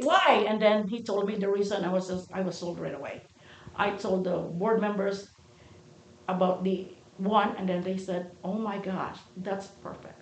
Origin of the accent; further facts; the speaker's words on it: Philippines; moved away as an adult; now in United States; I moved from the Philippines to America